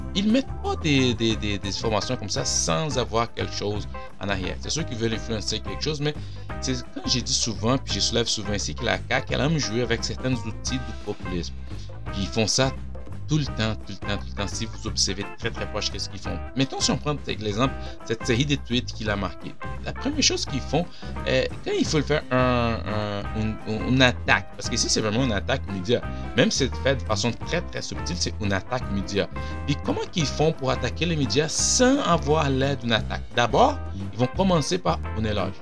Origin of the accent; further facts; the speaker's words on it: Brazil; French is a second language; now in Quebec, Canada; je viens du Brésil. Euh, et j'ai appris le français euh, au Brésil. J'arrive ici, puis je parlais déjà français